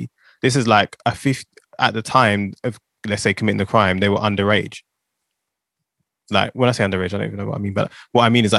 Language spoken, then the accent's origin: English; England, United Kingdom; I was born here, but my heritage is Jamaican.